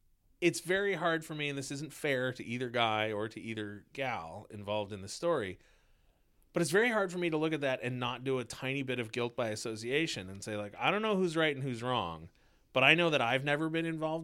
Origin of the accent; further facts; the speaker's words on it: Canada; And as this is one of the rare times where I identify as Canadian. As a Canadian, send the pros.